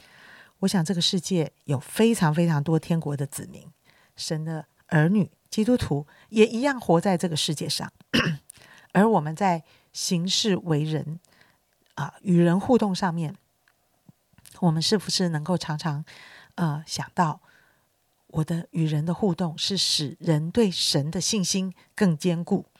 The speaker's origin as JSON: {"language": "Chinese", "country": "China", "said": "其实呢，我们中国人，我觉得性性情上面就是比较内向的"}